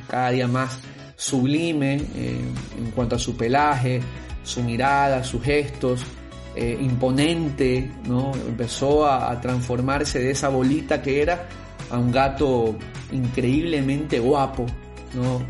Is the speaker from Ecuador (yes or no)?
yes; Guayaquil, Guayas, Ecuador; also born or lived in Quito; con 25 años viviendo en Guayaquil en ese momento, siendo yo guayaquileño, aquí están mis amigos, mi familia